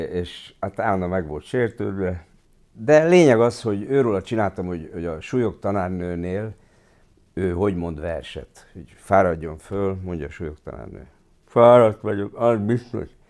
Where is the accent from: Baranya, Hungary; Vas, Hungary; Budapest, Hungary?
Budapest, Hungary; also born or lived in Kaposvár; ott nőttem föl a színház mellett